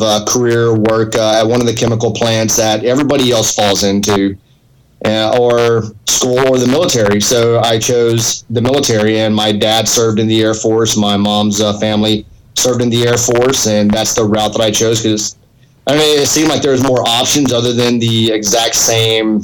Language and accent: English; Angleton, Texas, United States; I grew up in a small town about an hour south of Houston, Texas, called Angleton Lake Jackson.